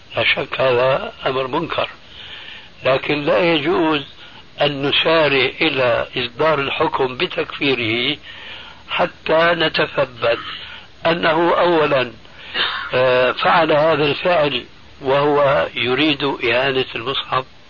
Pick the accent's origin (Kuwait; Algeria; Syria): Syria; عندنا في سوريا